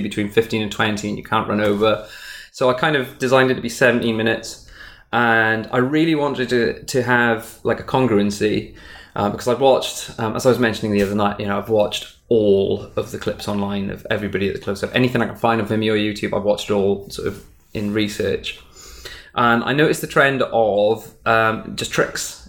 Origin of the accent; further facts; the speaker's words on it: Wales, United Kingdom; Wales, which is where I'm from. I'm from Wales in the UK.